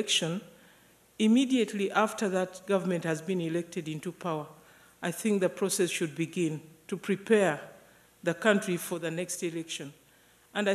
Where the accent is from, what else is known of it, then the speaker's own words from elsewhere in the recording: Uganda; now in Tanzania; I come from Uganda. I'm currently living in Tanzania.